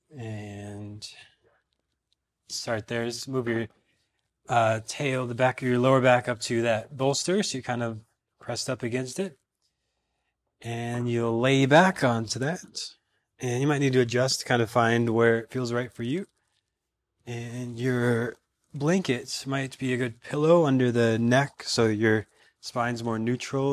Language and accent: English; Minnesota, United States; now in Austin, United States; I'm from Minnesota, where it got extremely cold